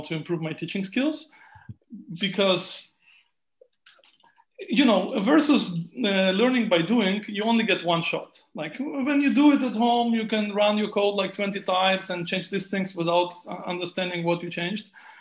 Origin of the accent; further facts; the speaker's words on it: Israel; moved away as an adult; also born or lived in Ukraine / United States; now in Germany; I'm born in Ukraine. But I grew up in Israel, and after that I went on living in the US for some time, and now I'm in Germany